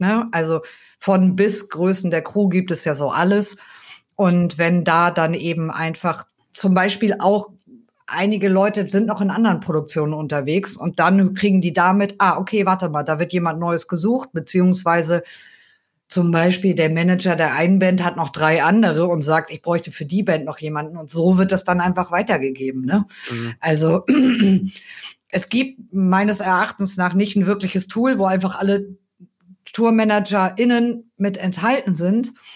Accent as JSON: {"language": "German", "area": "near Kiel", "region": "Schleswig-Holstein", "country": "Germany", "also_born_or_lived": "Cologne", "moved": "as an adult", "said": "Also ich komme ursprünglich aus der Nähe von Kiel"}